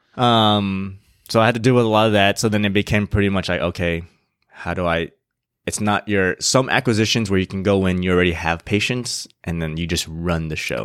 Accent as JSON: {"language": "English", "town": "San Diego", "region": "California", "country": "United States", "tie": "born or raised there", "also_born_or_lived": "Irvine / Indianapolis / Ohio", "said": "I was born and raised in San Diego"}